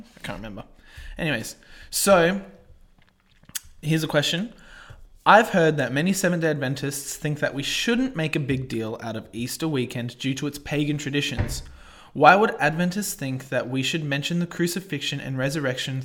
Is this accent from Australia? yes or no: yes; Australia; I guess my heritage is European, but I'm pretty Aussie